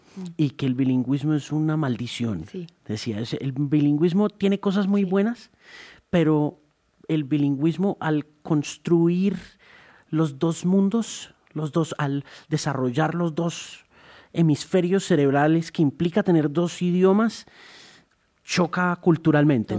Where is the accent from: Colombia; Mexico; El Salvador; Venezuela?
Colombia; lo que somos los colombianos